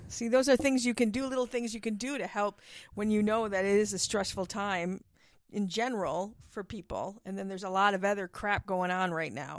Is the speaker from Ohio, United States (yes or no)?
no; Milwaukee, Wisconsin, United States; moved away; I grew up in Milwaukee